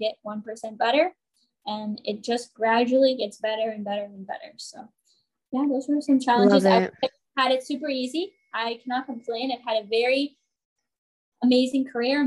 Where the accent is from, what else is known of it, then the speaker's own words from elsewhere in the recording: San Jose, California, United States; moved away as an adult; now in New Jersey, United States; growing up in Bay Area, California